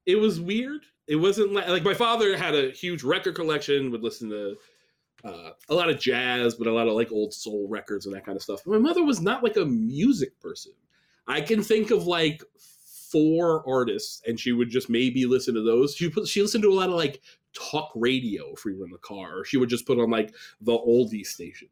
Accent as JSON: {"language": "English", "region": "upstate New York", "country": "United States", "tie": "born or raised there", "also_born_or_lived": "Staten Island, New York", "said": "I was born in Staten Island but moved upstate New York"}